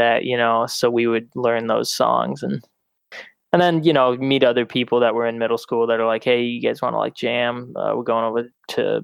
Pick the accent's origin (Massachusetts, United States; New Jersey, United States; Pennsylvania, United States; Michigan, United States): Michigan, United States; Davisburg; moved away as an adult; now in Chicago, United States; I'm not from Clarkston, but I'm from Davisburg, which nobody knows where the fuck that is